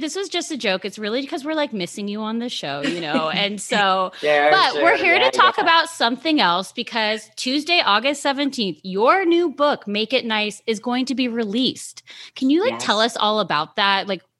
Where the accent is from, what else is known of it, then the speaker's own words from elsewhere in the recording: San Francisco, California, United States; I am from San Francisco. I'm Irish Catholic.